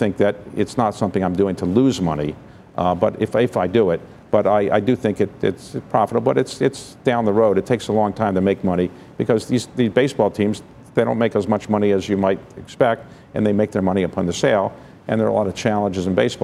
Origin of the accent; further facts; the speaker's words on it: Baltimore, Maryland, United States; now in Washington, D.C., United States; I'm from Baltimore